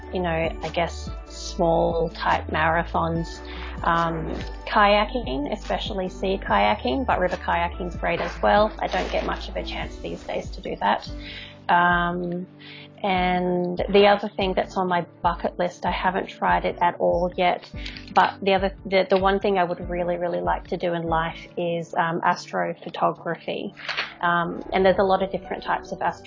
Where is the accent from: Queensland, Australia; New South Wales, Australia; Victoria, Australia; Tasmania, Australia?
Queensland, Australia; Brisbane; I am from Brisbane, Queensland, in Australia, so over on the east coast of Australia.